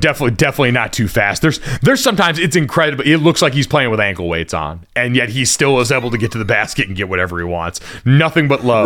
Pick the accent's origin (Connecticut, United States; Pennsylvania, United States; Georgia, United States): Connecticut, United States; I grew up in Connecticut.